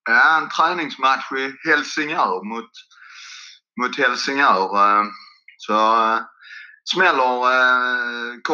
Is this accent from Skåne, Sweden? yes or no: yes; Dösjebro, Skåne, Sweden; also born or lived in Lund; now in Löddeköping, Sweden; går pågatåg igenom eh, Dösjebro. Så att det har vuxit ganska mycket. Men en, eh, en liten by eh, mellan Kävlinge och Landskrona är jag uppväxt.